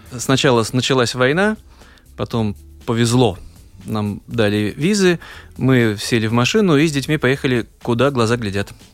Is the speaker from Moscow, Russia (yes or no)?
no; Saint Petersburg, Russia; moved away as an adult; now in Latvia; для нас, для петербуржцев